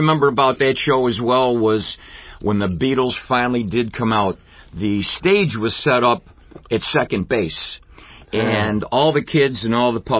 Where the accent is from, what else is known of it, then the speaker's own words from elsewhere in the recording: Rochester, near East Irondequoit, New York, United States; Yeah, and, no, actually, I was born and raised in the city. I started on, I grew up on Weld Street. Well, I didn't grow up on Weld Street. No, I was born on Weld Street. Let me rephrase that. And my family's from the city over there by the public market.